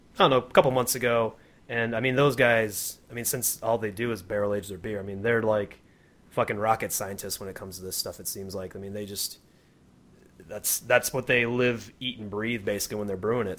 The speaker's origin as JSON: {"language": "English", "town": "Grand Rapids", "region": "Michigan", "country": "United States", "also_born_or_lived": "Kalamazoo, Michigan", "moved": "yes", "lives_now": "Colorado, United States", "said": "I'm originally from Grand Rapids"}